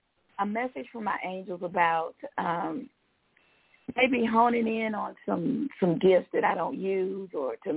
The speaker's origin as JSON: {"language": "English", "region": "Alabama", "country": "United States", "tie": "born or raised there", "moved": "yes", "lives_now": "Georgia, United States", "said": "I was born in Alabama, so I kept my number."}